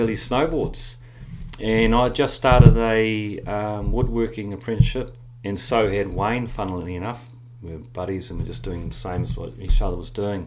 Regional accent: Whakatane, Bay of Plenty, New Zealand; accent: Kiwi; also born or lived in Ashburton, New Zealand / Gold Coast, Australia / Victoria, Australia; I was born in Ashburton. I don't tell too many people that, but Ashburton is where I was born. And Dad packed us up when I was about six and we moved up to Whakatane in the North Island

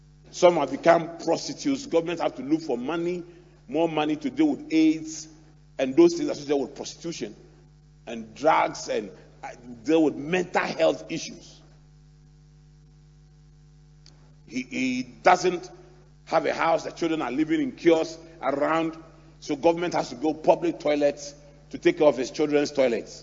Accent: Ghana; I'm 52. I'm a Ghanaian.

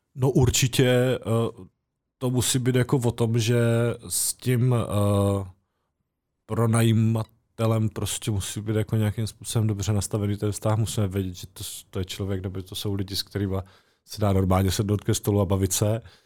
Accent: Czechia; also born or lived in Brno; now in near Brno, Czech Republic; původně jsem z Horského radiště a pak jsem tady deset let bydlel

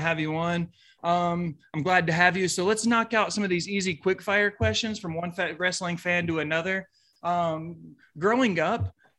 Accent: Nashville, Tennessee, United States; now in Knoxville, United States; I'm a Nashville native. I currently reside in Knoxville, but like born and raised in Nashville, Tennessee.

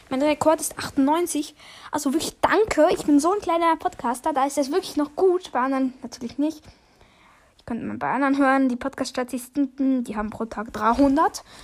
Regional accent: Switzerland; Ich bin auch Schweizer.

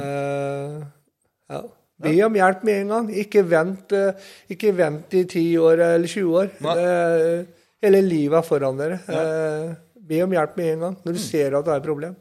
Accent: Sarpsborg, Østfold, Norway; på Sandbakken der jeg kommer ifra

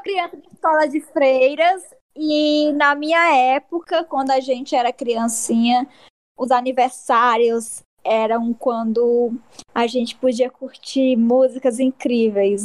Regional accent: Parnaíba, Piauí, Brazil; sou uma jovem de Parnaíba, não sou de Teresina

